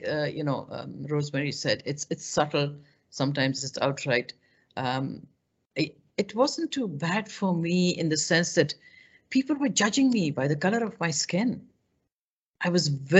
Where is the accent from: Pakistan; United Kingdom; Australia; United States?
Pakistan; moved away as an adult; now in Canada; where are you from? And I said, from Pakistan